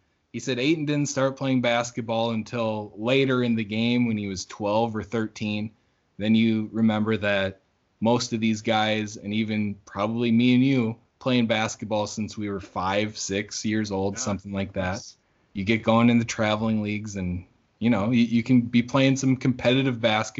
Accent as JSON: {"language": "English", "country": "Bahamas", "tie": "born or raised there", "said": "And, you know, growing up in the Bahamas, a little different, you know, basketball different culture in here."}